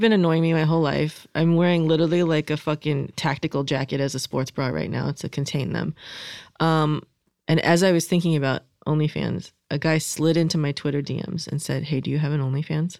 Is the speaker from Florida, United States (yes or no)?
yes; Florida, United States; I'm from Florida